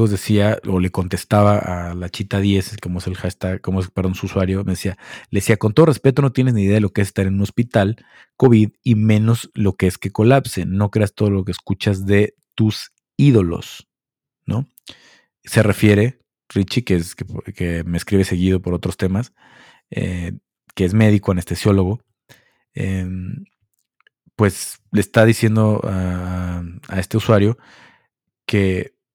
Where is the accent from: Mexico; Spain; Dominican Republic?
Mexico; somos un país valemadrista. No todos, pero la mayoría toma esto de la pandemia como un, ah, somos mexicanos y nos la pela el virus.